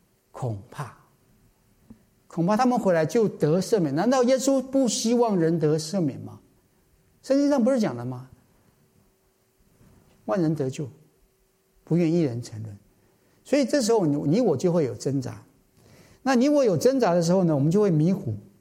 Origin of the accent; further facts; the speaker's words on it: China; 我相信我们中国人大概都可以明白这句话。